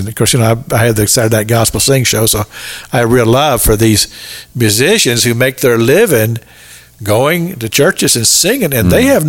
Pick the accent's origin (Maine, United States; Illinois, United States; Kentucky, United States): Kentucky, United States; moved away; I just saw a picture of my hometown that the whole section of it's underwater.